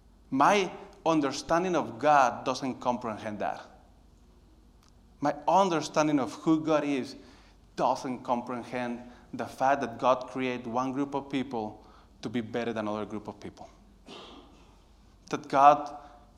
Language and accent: English; Monterrey, Nuevo León, Mexico; moved away as an adult; now in United States; I was born in Monterrey, Mexico